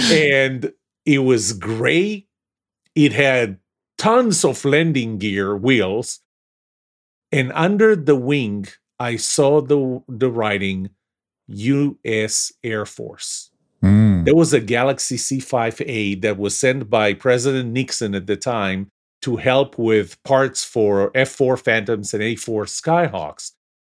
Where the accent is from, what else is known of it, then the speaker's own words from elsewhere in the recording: Tel Aviv, Tel Aviv District, Israel; moved away as an adult; now in United States; I was born in Tel Aviv, just south of Tel Aviv, a city called Yafo, which is part of the Tel Aviv metropolitan area.